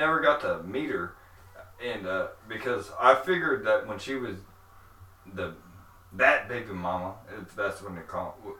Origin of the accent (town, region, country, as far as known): St. Louis, Missouri, United States; also born or lived in Kentucky